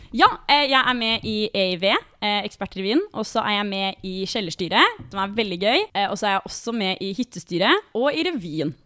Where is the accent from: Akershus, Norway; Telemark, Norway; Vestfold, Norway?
Akershus, Norway; Bærum; moved away; Jeg kommer fra Bærum, som mange andre.